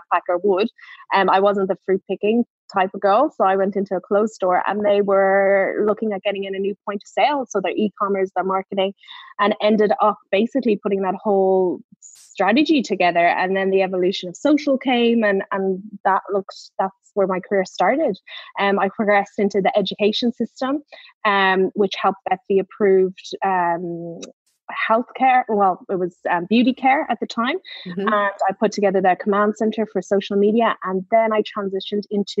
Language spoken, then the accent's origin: English; Ireland; I'm Irish